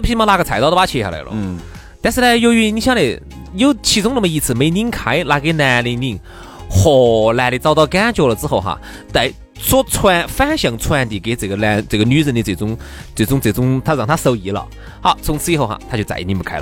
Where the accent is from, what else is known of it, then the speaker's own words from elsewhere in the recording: Chengdu, Sichuan, China; accent: Chengdu dialect; 我们成都话喊的耍娘